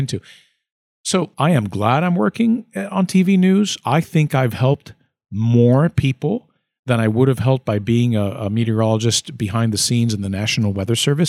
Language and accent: English; Puerto Rico; also born or lived in Schenectady, New York; now in Florida, United States; growing up in Puerto Rico.